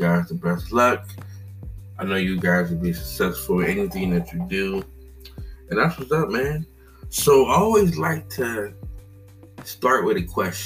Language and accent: English; Cincinnati, Ohio, United States; growing up in Cincinnati, Ohio, living in a diverse area, Madisonville